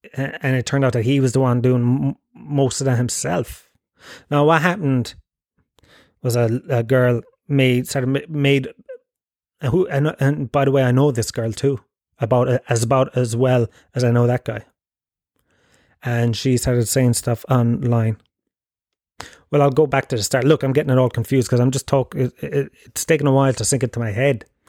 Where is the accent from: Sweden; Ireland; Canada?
Ireland; Tralee, Munster; now in Dublin, Ireland; I grew up in Gallows Field, Tralee